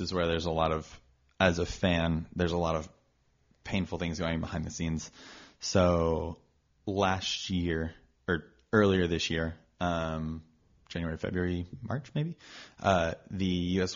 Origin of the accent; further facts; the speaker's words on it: Austin, Texas, United States; also born or lived in Dallas, Texas; I grew up in Texas. Uh, I was born in Dallas, raised in Austin